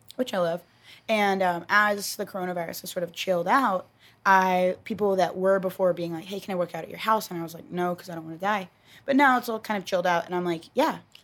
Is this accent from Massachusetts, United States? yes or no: no; Texas, United States; I'm from Texas